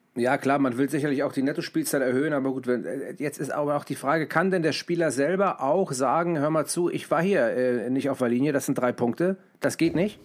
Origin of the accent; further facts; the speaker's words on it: Hamburg, Germany; ich komme aus Hamburg